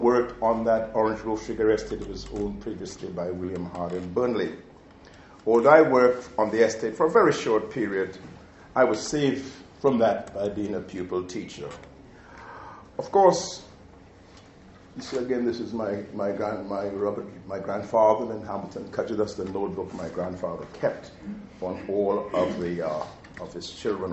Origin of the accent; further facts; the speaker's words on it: Trinidad & Tobago; when I was growing up in Tagalog, Trinidad